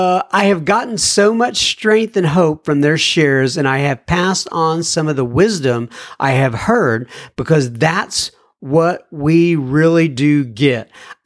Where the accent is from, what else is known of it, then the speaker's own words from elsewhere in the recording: St. Albans, Vermont, United States; now in Titusville, United States; I reside in Titusville, Florida, and I am originally from St. Albans, Vermont, where I did most of my 22 years of alcoholic drinking